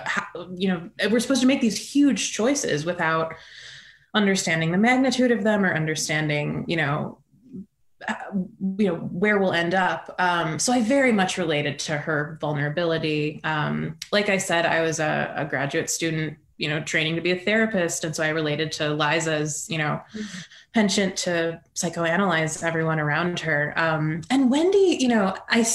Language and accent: English; Midwest, United States; I'm from the Midwest